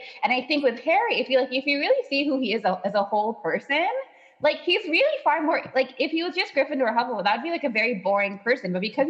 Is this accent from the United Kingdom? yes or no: no; Ireland; I am from Ireland.